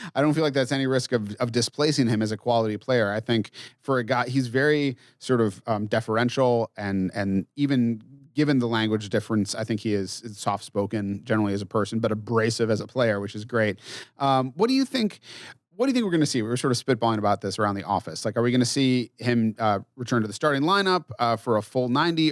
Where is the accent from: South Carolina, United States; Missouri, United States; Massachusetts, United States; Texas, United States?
Massachusetts, United States; now in Minneapolis, United States; I grew up in Massachusetts in a town of five thousand people.